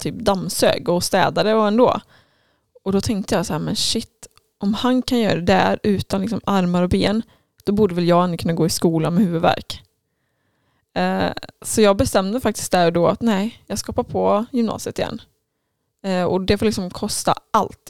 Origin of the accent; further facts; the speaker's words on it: Falköping, Västra Götaland, Sweden; jag är uppvuxen i Falköping